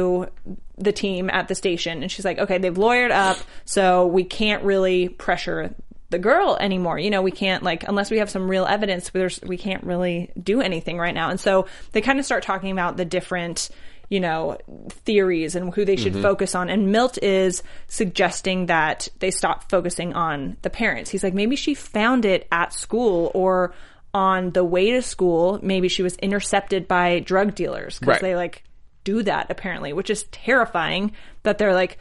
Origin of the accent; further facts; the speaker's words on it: California, United States; I'm a Californian